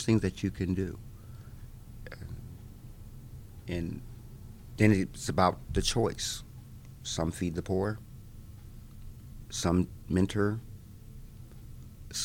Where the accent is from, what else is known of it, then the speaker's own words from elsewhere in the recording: Manhattan, Kansas, United States; now in Topeka, United States; I grew up in Manhattan, Kansas, right down there